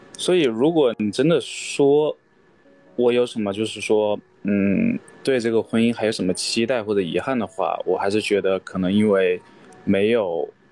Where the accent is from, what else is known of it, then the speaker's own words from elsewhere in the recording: Wuhan, Hubei, China; moved away as an adult; also born or lived in United States / Xiangfan, Hubei; 我爸是湖北襄樊那边的，但是我从小也是在武汉长大的吧，所以基本上也是就是武汉人